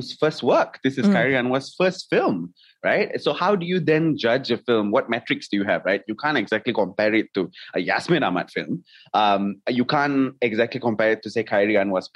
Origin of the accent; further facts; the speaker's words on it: Malaysia; maybe as a Malaysian audience